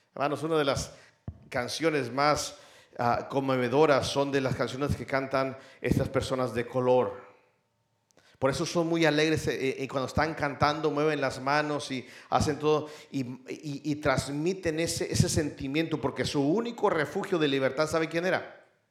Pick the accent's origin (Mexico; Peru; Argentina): Mexico; now in United States; muchos aquí eh, eh, somos mexicanos